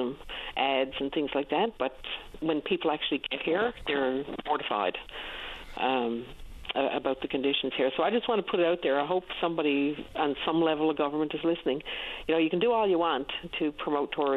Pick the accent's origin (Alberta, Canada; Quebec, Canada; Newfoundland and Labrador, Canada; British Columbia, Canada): Newfoundland and Labrador, Canada; I was proud to be a Newfoundlander